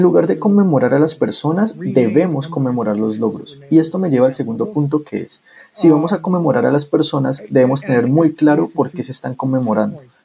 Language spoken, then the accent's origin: Spanish; New York, United States; also born or lived in North Carolina; Aunque crecí en Nueva York, asistí a la Universidad de Carolina del Norte